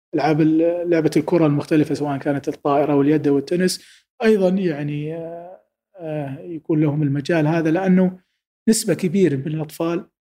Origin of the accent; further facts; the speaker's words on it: Saudi Arabia; انا كسعودي